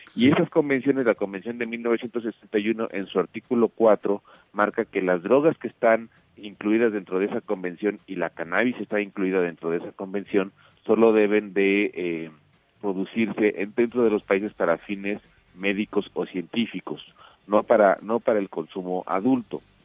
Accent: Mexico; yo como mexicano

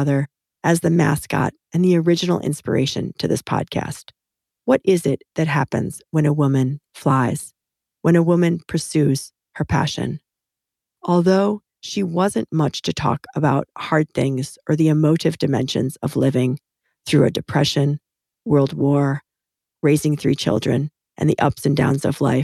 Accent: Illinois, United States; We grew up in Illinois, and our mothers are sisters

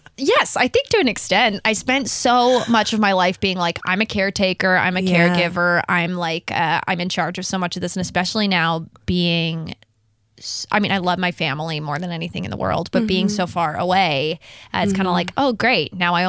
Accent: New Jersey, United States; also born or lived in New York / London / Texas; Yeah, so I grew up kind of all over the place. I was born in New Jersey. I lived in New York for a little bit. I lived in London for a short amount of time. Wow. Texas.

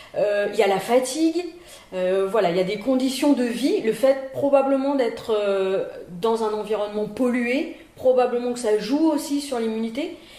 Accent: Paris region, Île-de-France, France; moved away as an adult; now in Lille, France; je suis lilloise d'adoption, puisque euh, je suis originaire de la région parisienne. Je suis arrivée à Lille en 1995 pour faire mon internat

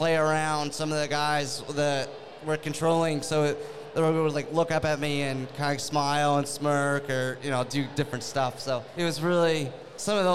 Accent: New Hampshire, United States; moved away; I'm from New Hampshire originally

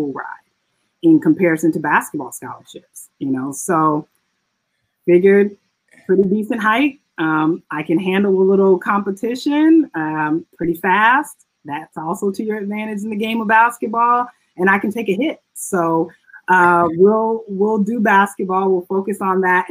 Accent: Chicago, Illinois, United States; also born or lived in Evanston, Illinois; I grew up in Chicago, Illinois.

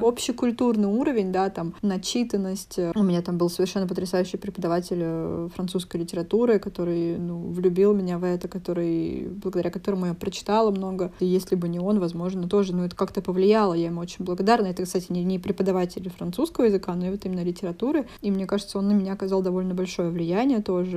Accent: Voronezh, Voronezh Oblast, Russia; moved away as an adult; now in Paris, France; из Воронежа, мне 28 лет

